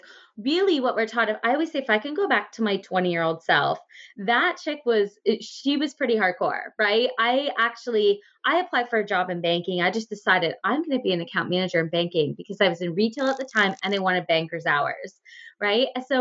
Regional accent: Ontario, Canada; born or raised there; also born or lived in Guelph

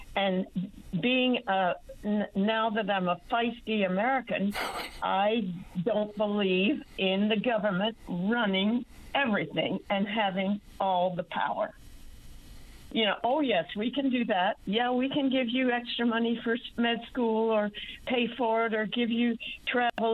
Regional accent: New Brunswick, Canada; also born or lived in St. John's, Newfoundland; now in San Antonio, United States; born in New Brunswick, but I lived in St. John's

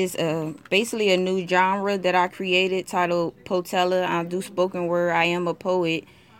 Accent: New Jersey, United States; I'm a native from New Jersey.

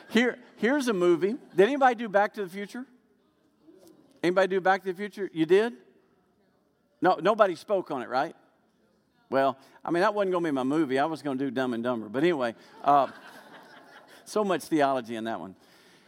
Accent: Arkansas, United States; also born or lived in Memphis, Tennessee; I was born in Arkansas. Actually in Memphis, Tennessee, but then we moved to Arkansas right away.

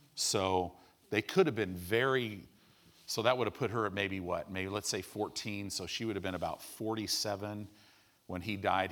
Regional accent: United States; we're American Christians.

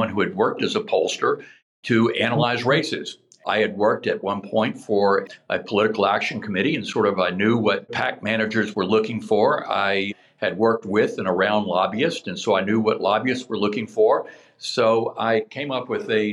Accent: Shreveport, Louisiana, United States; moved away as an adult; now in Washington, United States; I was born and raised in Shreveport, Louisiana

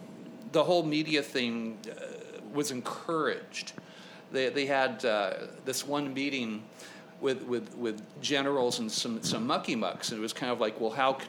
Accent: Thousand Oaks, California, United States; born or raised there; also born or lived in Santa Monica, California / Venice, Los Angeles

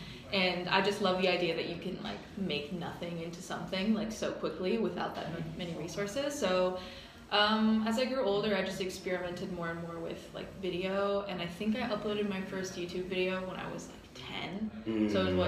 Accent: near the Minnesota border, Wisconsin, United States; moved away as an adult; now in New York City, United States; So I was born in Wisconsin. I was just talking. I kind of am from the border of Minnesota and Wisconsin, so kind of in the middle of nowhere.

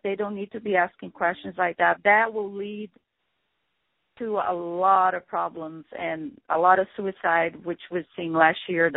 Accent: Rio de Janeiro, Brazil; now in United States; representing Brazil because that's you know where I'm from, um, from Rio de Janeiro

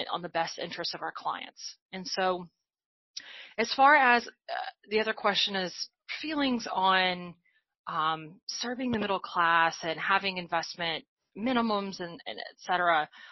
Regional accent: Arkansas, United States; moved away as an adult; also born or lived in New Orleans, United States; now in Atlanta, United States; I, I grew up in Arkansas, and so I uh, really lived most of my life in Arkansas until um, I relocated to New Orleans for a large part part, part of my 20s

